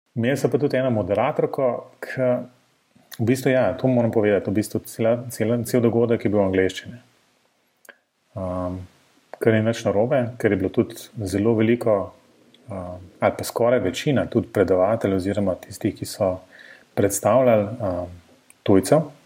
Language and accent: Slovenian; Ljubljana, Slovenia